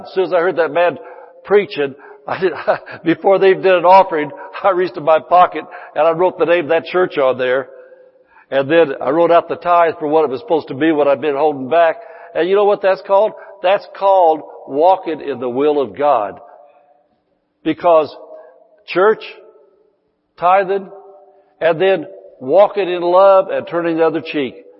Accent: Indiana, United States; moved away as an adult; now in California, United States; I was 54 years old. I'd lived there all of my life

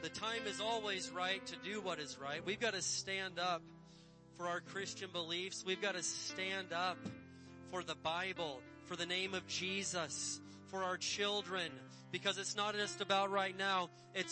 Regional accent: Indiana, United States; born or raised there; moved away

